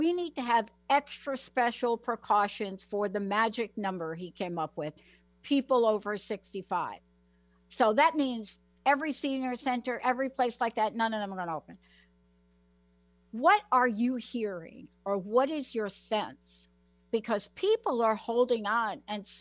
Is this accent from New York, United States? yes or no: yes; New York, United States; now in Washington, United States; I'm from New York, grew up on the East Coast